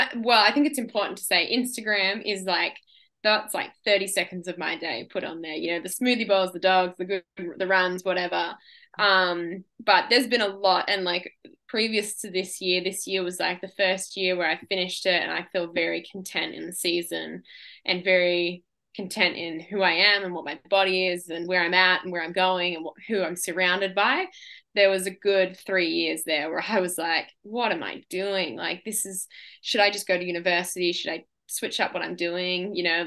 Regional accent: Australia; Yeah. I have a lot of pride being an Aussie and being a female in the sport.

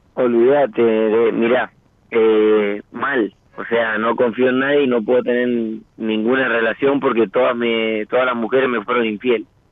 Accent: San Rafael, Mendoza, Argentina; Soy de San Rafael, Mendoza.

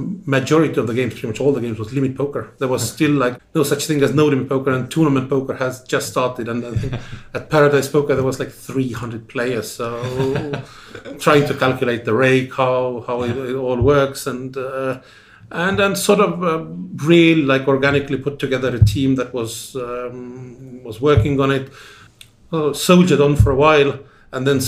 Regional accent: Tartu, Tartu County, Estonia; also born or lived in Tallinn; I come from Tartu, then did a bit of stint in Tallinn, and then was in Tartu again

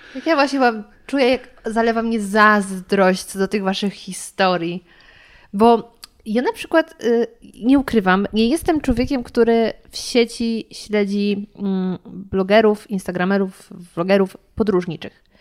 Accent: Lower Silesian Voivodeship, Poland; ja jestem z Dolnośląskiego

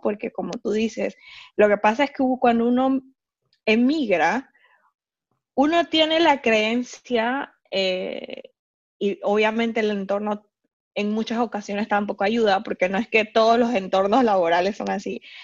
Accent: Panama; moved away as an adult; now in Hamburg, Germany; soy panameña, vivo hace tres años en Hamburgo

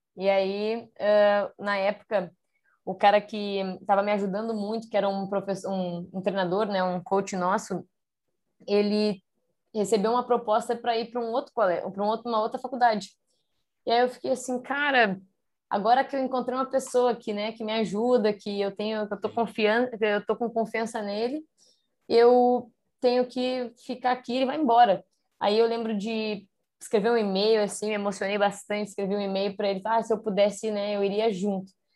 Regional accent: Porto Alegre, Rio Grande do Sul, Brazil; moved away as an adult; also born or lived in Canoas; eu sou de Porto Alegre de nascer, mas eu moro numa cidade do lado de Porto Alegre, que é Canoas

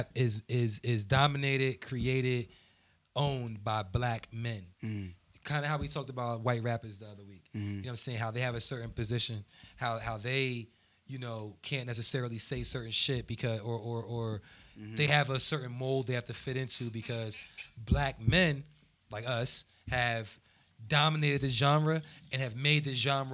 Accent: New Jersey, United States; I'm from Jersey

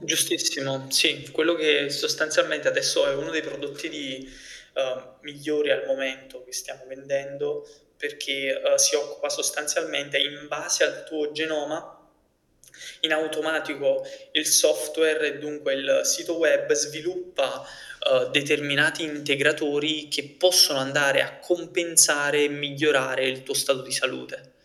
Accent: Naples, Campania, Italy; io vengo da Napoli

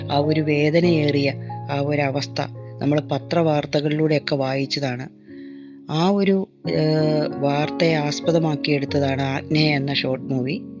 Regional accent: Pala, Kerala, India; now in Ernakulam, India; ഞാൻ പാലാ സ്വദേശിനിയാണ് എറണാകുളത്ത് താമസിക്കുന്നു

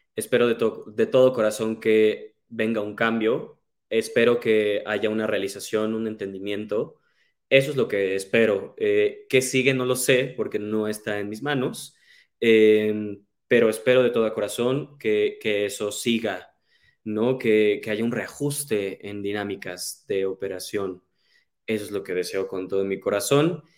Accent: Cuernavaca, Morelos, Mexico; yo soy de Cuernavaca

